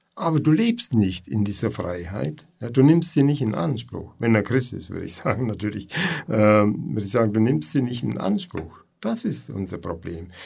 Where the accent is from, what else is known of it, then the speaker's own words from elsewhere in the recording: Kempten, Bavaria, Germany; moved away as an adult; ich bin eigentlich in Kempten geboren und aufgewachsen, aber dann bin ich in alle Welt irgendwie herum gewesen, 25 Jahre weg und irgendwie hat uns Gott wieder dahin geführt.